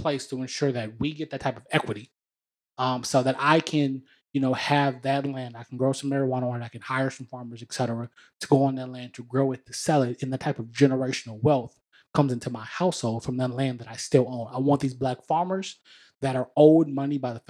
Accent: the South, United States; I'm from the South, specifically

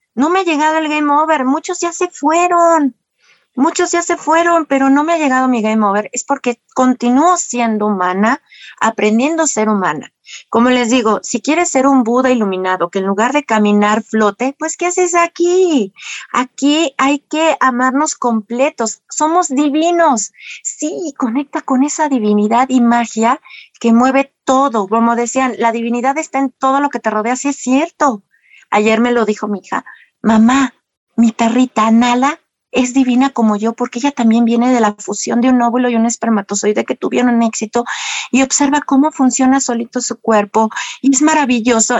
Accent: Mexico; por ende no traigo un catolicismo arraigado como todo mexicano

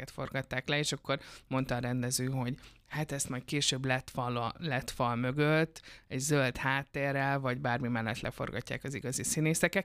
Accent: Debrecen, Hajdú-Bihar, Hungary

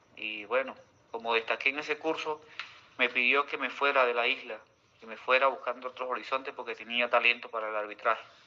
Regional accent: Antolín del Campo, Nueva Esparta, Venezuela; Nací en un pueblito de acá del municipio Antolín del Campo, donde queda Playa Parguito, Playa El Agua, El Tirano, en el estado de Nueva Esparta. Soy margariteño de raíces eh, profunda

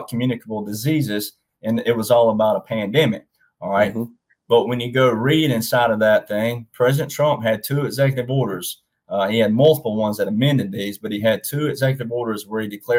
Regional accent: Texas, United States; I'm cowboy, I'm Texan

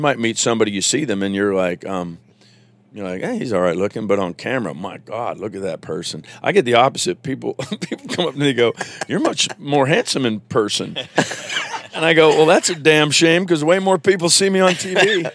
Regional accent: Virginia, United States; moved away; I'm raised in Virginia, so there's a little bit of Southern boy in me

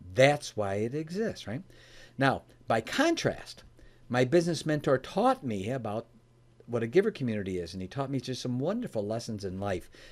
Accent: Oak Brook, Illinois, United States; I was born and raised in the Chicagoland area, in an area called Oak Brook area.

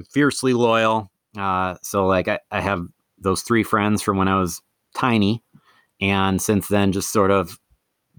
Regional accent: Madison, Wisconsin, United States; moved away as an adult; also born or lived in Eau Claire, Wisconsin; now in Twin Cities, United States; I'm from Madison. Kind of thought I would have been in Madison forever, but in 2011 moved to Minnesota

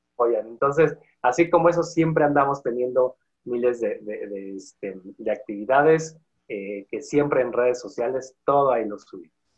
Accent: Valle del Mezquital, Hidalgo, Mexico; Con mucho orgullo soy de hidalguense. Con mucho orgullo soy del Valle del Mezquital

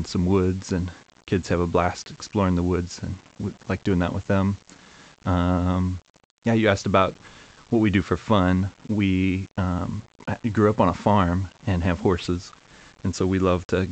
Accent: Northern Kentucky, United States; I grew up in Northern Kentucky, been here my whole life

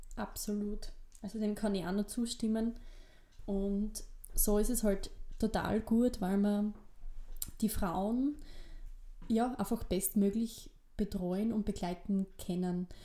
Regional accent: Gleisdorf, Styria, Austria; accent: East Styrian; moved away as an adult; also born or lived in Salzburg; ich bin eben dort im Bezirk Weiz, nee, Kleisdorf, ähm, aufgewachsen

